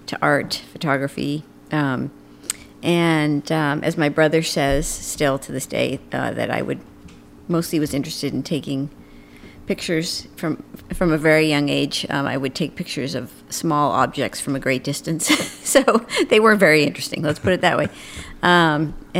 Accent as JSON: {"language": "English", "area": "just north of Boston", "region": "Massachusetts", "country": "United States", "tie": "born or raised there", "said": "I grew up on a dairy farm just north of Boston"}